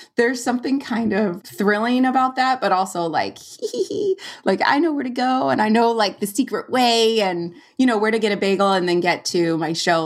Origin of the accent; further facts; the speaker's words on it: California, United States; moved away as an adult; I'm from California and we'd go to Yosemite every year in the summer